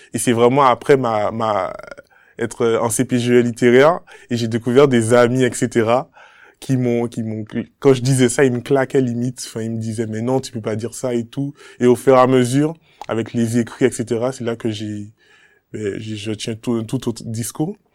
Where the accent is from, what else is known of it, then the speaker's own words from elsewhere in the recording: Le Robert, Martinique; moved away as an adult; now in France; je suis originaire de la Martinique, plus précisément au Robert